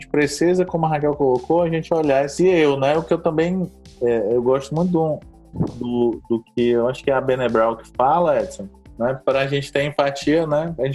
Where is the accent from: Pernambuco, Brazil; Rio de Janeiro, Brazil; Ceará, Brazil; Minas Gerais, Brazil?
Ceará, Brazil; Sobral; also born or lived in Fortaleza; now in São Paulo, Brazil; eu lembro bem quando eu saí lá de Sobral, né? Pra vir morar em Fortaleza e depois mais em São Paulo